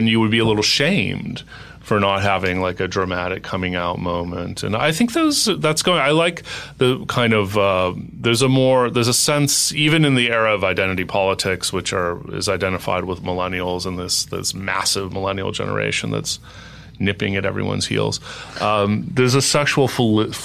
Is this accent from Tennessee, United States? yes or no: no; Los Angeles, California, United States; moved away as an adult; also born or lived in New York; I moved from New York to Los Angeles a few years ago, even though I'm an LA native